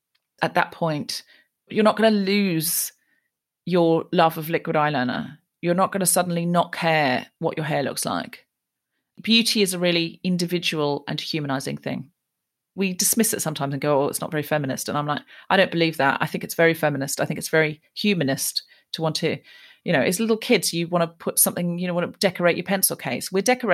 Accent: Australia; moved away as an adult; now in United Kingdom; I was raised in Australia and then I moved to Britain as a grown-up and I went to uni over here.

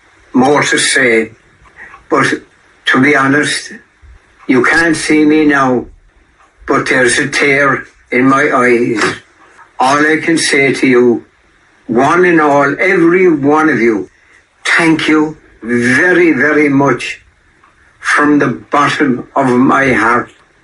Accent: Cork, Munster, Ireland; I was born in Cork.

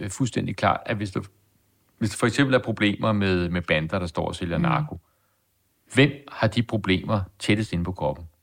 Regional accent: Denmark; jeg er dansker, og jeg er stolt af at være dansker.

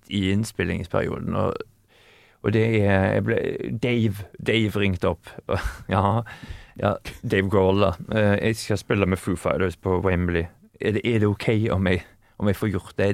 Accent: Haugesund, Rogaland, Norway; now in Sweden; nå er jeg fra Haugesund

